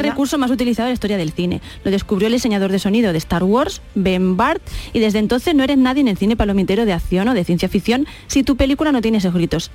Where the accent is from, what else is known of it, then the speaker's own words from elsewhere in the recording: Andalusia, Spain; como andaluces